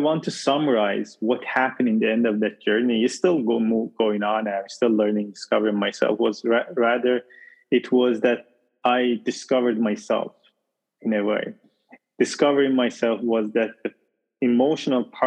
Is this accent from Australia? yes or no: no; Iran; moved away as an adult; also born or lived in Arizona, United States; now in United States; I moved from Iran. I'm originally from Iran, and okay. I moved to US, to Arizona.